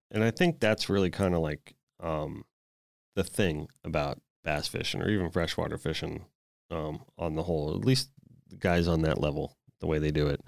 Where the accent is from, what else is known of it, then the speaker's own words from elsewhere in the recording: South Florida, United States; growing up in South Florida